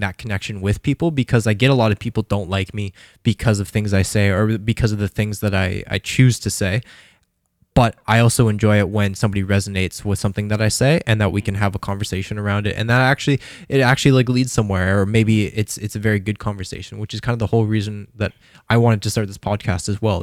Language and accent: English; Calgary, Alberta, Canada; I grew up in Calgary